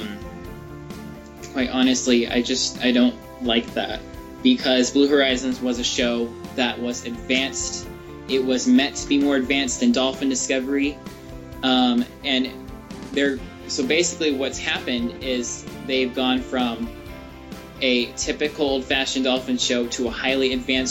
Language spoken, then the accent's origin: English; Arizona, United States; my home state of Arizona